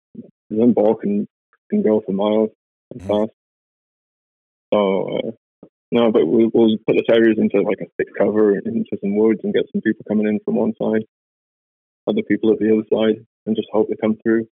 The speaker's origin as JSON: {"language": "English", "region": "the north of England", "country": "United Kingdom", "moved": "as an adult", "lives_now": "Canada", "said": "from England, the north of England."}